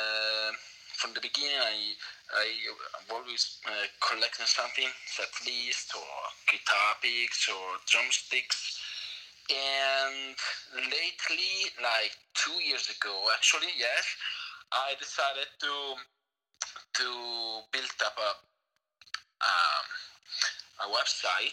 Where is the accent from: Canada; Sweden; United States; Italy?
Italy; northern Italy; English is a second language; moved away as an adult; now in Madrid, Spain; I'm from Italy, from the northern part of Italy, but I live in Madrid, Spain.